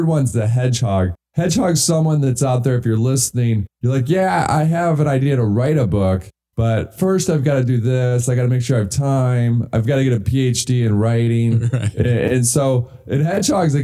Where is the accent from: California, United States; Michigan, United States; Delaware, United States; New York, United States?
Michigan, United States; I grew up in Michigan